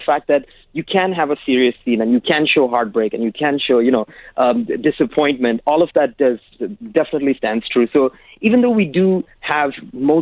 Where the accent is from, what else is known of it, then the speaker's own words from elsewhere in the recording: United Arab Emirates; I'm from Sri Lanka, but I've born and brought up in the UAE.